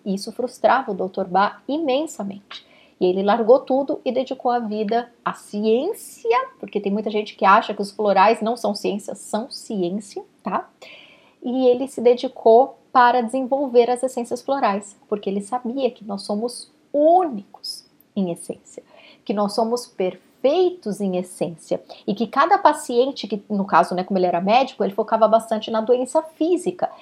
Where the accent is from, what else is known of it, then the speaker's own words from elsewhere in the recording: Brazil; now in Canada; eu sou brasileira